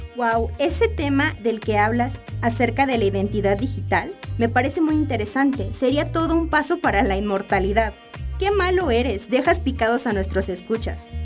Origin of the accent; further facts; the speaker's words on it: Mexico; Como mexicanos